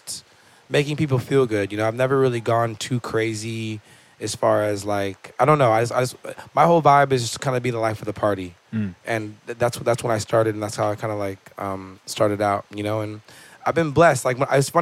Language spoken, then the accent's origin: English; Malibu, California, United States; I grew up in Malibu, California, beach town, really chill